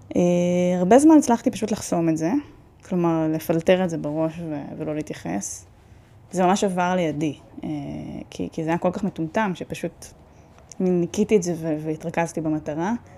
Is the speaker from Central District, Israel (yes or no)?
yes; Netanya, Central District, Israel; אני גדלתי בנתניה